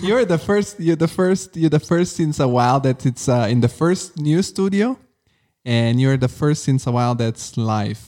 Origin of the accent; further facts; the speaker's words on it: Rome, Lazio, Italy; English is a second language; now in Frankfurt, Germany; I'm from Rome